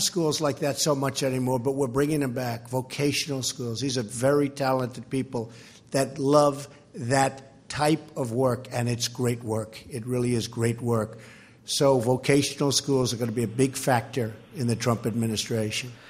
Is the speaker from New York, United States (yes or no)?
yes; New York City, New York, United States; When I was growing up in Queens, we had vocational schools